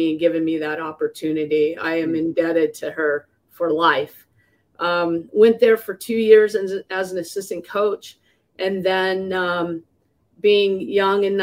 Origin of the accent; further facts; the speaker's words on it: Hunter, Utah, United States; I grew up in Hunter, Utah, which is just right outside of Salt Lake City